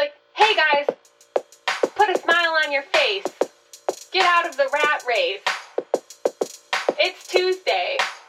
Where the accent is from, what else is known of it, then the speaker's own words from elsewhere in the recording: Minneapolis, Minnesota, United States; I grew up in Linden Hills, Southwest Minneapolis.